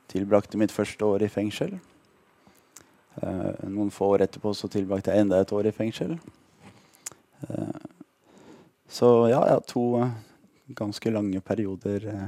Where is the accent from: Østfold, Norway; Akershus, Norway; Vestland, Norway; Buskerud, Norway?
Akershus, Norway; Lørenskog; also born or lived in Ålesund; Jeg er født i Ålesund faktisk. Man kan ikke høre det på dialekta lenger, men jeg er født i Ålesund. Vi bodde der til jeg var seks år gammel, og så flytta vi til Lørenskog utafor Oslo.